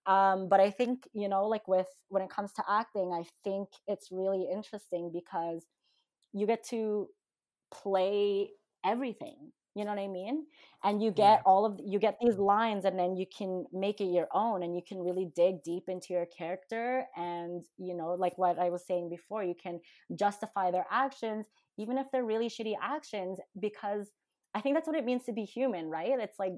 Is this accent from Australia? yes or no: no; Philippines; being Filipino, I think this is probably the only stereotype that I've ever fulfilled as a Filipino girl.